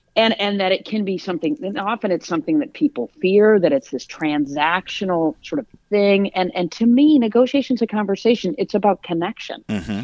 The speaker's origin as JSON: {"language": "English", "town": "East Lansing", "region": "Michigan", "country": "United States", "tie": "born or raised there", "also_born_or_lived": "Atlanta", "moved": "as an adult", "said": "I grew up in East Lansing"}